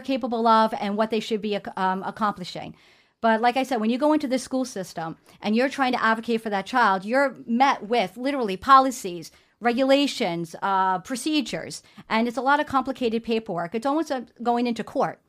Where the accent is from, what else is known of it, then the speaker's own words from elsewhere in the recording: New York City, New York, United States; being born and raised in New York City